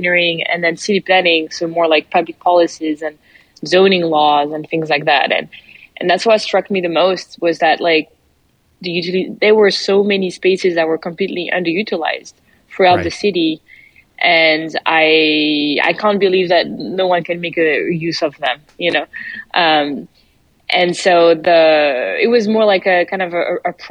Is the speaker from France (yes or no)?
yes; France; accent: French; English is a second language; moved away as an adult; now in United States; you probably noticed my accent already. I'm French and I arrived in the US 6-7 years ago now.